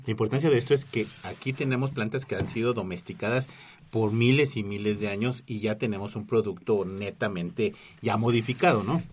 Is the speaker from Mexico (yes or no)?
yes; Mexico; yo como mexicano